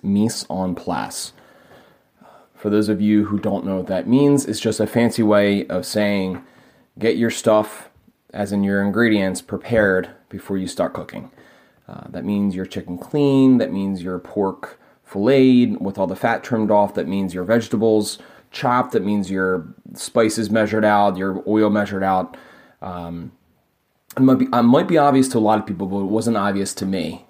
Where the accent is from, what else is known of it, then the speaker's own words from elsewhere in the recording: Philadelphia, Pennsylvania, United States; I'm from Philadelphia, P